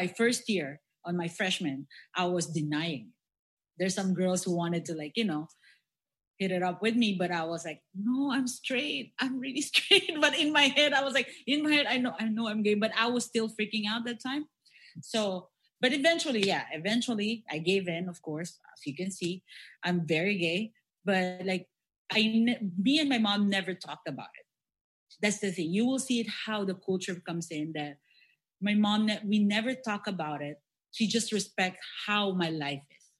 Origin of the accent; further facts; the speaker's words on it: Philippines; We Filipinos